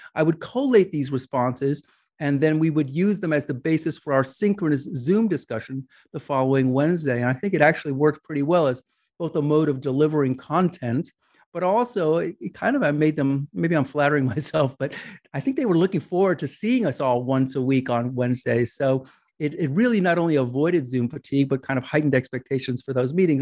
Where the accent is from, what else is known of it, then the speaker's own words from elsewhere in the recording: New York, United States; I grew up in New York